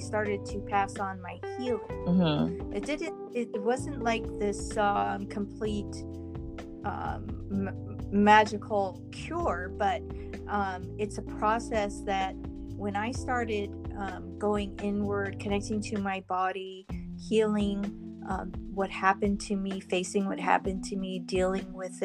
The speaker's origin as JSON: {"language": "English", "region": "California", "country": "United States", "said": "I'm from California"}